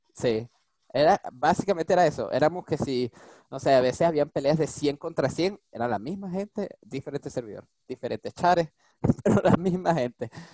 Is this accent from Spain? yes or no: no; Venezuela; now in France; yo soy venezolano. nací en Venezuela.